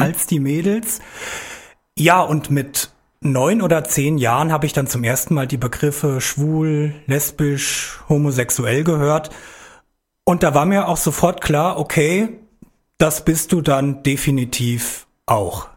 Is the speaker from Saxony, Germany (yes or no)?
no; Biebergemünd, Hesse, Germany; also born or lived in Gelnhausen; Ich komme aus Biebergemünd, Bieber. Da bin ich aufgewachsen. Ja, bin im Jahr 1985 in Gelnhausen geboren